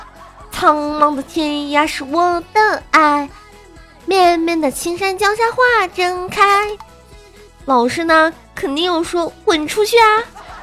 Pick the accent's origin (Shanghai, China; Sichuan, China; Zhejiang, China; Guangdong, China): Guangdong, China; 我是个广东的妹子